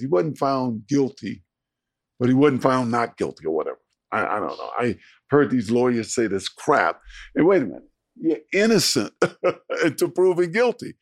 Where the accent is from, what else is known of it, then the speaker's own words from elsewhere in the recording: San Francisco, California, United States; moved away as an adult; also born or lived in Miami / Buffalo; I grew up in San Francisco